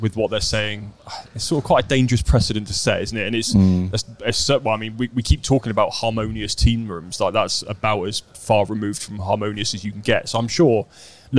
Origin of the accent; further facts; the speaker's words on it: Dartmoor, South West England, United Kingdom; I grew up on Dartmoor.